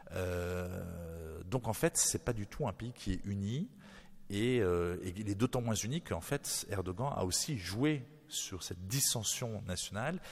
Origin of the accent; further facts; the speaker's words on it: New Caledonia; je suis né en Nouvelle-Calédonie